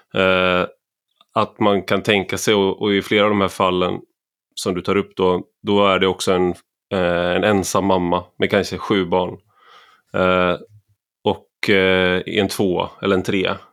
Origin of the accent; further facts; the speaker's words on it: Gothenburg, Västra Götaland, Sweden; när jag växte upp i Göteborg